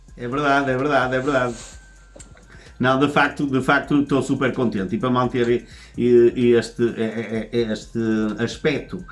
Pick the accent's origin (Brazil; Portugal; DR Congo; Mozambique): Portugal; Santo Tirso, Norte; eu sou natural de Santo Tirso